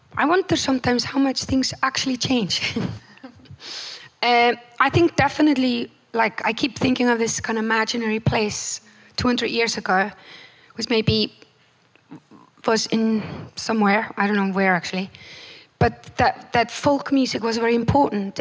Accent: Iceland; born or raised there

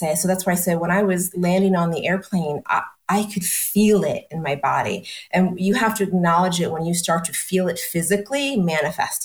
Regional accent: East Coast, United States; moved away as an adult; also born or lived in New York City; now in Austin, United States; I was born and raised on the East Coast, worked and had business in New York City.

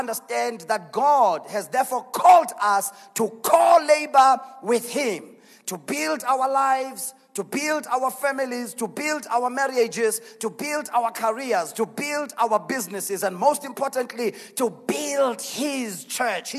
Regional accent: Mpumalanga, South Africa; I am from Mpumalanga.

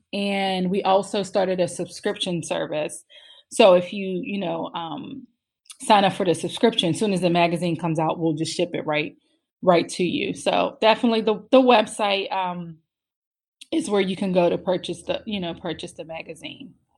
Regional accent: Pittsburgh, Pennsylvania, United States; moved away as an adult; now in Maryland, United States; I'm originally from Pittsburgh

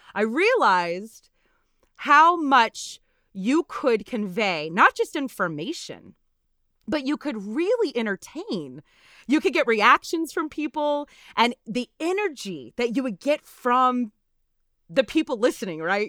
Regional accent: Natchitoches, Louisiana, United States; born or raised there; now in Texas, United States

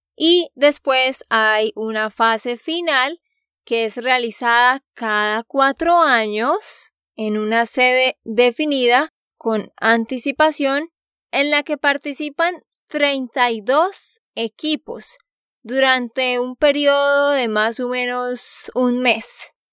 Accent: Santander, Colombia; de Santander, Colombia

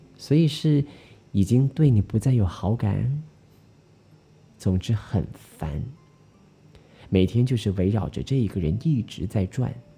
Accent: Malaysia; 我们马来西亚人

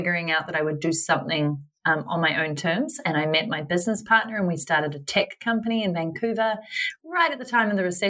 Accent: New Zealand; moved away as an adult; I'm originally from New Zealand, currently back in New Zealand

